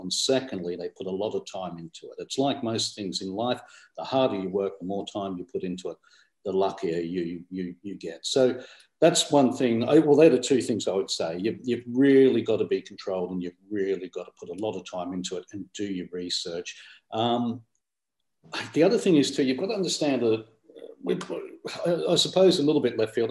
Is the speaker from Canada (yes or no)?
no; Australia; now in United Kingdom; I was born in Australia